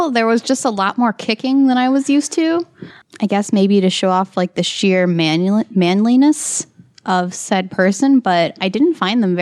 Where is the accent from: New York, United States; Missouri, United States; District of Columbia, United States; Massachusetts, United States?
Missouri, United States; Slacks; I grew up in Slacks, Missouri